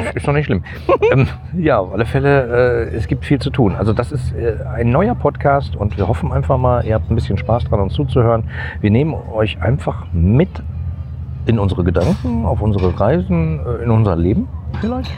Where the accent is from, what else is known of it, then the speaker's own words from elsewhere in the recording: Gladbeck, North Rhine-Westphalia, Germany; als ich in der Grundschule war, wurde, äh, ich komme aus Gladbeck, äh, wurde da gerade die äh, letzte Zeche geschlossen.